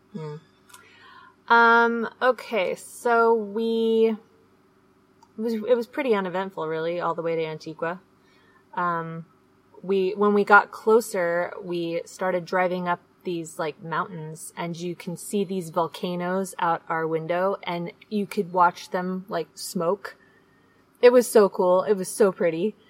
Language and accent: English; Seattle, Washington, United States; moved away; we are from Seattle